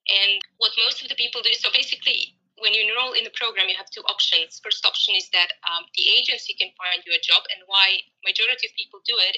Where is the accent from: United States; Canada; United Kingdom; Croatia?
Croatia; moved away as an adult; now in Cape Town, South Africa; I'm 36 years old. Originally, I'm actually from Croatia, Europe. I moved to Cape Town, South Africa, a year ago.